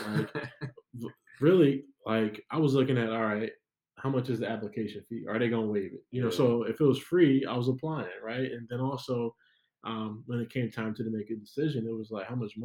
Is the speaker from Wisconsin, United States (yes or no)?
yes; Milwaukee, Wisconsin, United States; from Milwaukee. Really the north and northwest side is where I grew up for the most part